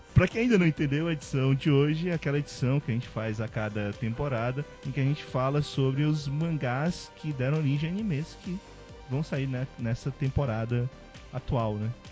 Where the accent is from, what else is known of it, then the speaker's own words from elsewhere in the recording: Ceará, Brazil; sobre ser nordestino, eu sou do Ceará